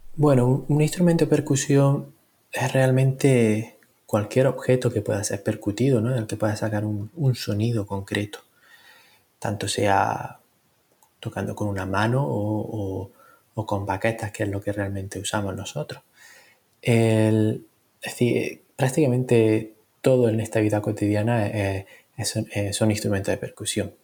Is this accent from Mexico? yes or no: no; Granada, Andalusia, Spain; moved away as an adult; also born or lived in London, United Kingdom; now in Birmingham, United Kingdom; nací en Granada y me formé en un conservatorio en Londres